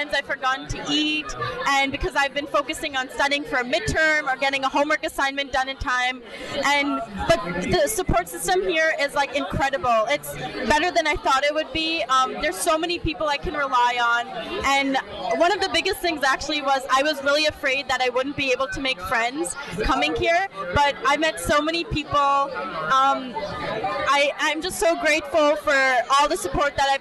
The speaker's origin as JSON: {"language": "English", "region": "Minnesota", "country": "United States", "moved": "yes", "lives_now": "Philadelphia, United States", "said": "I'm from Minnesota"}